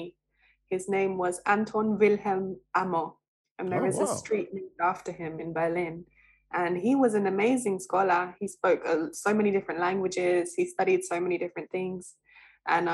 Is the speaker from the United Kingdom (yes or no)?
yes; London, United Kingdom; accent: British; I was born South London, so kind of, you know, Camberwell.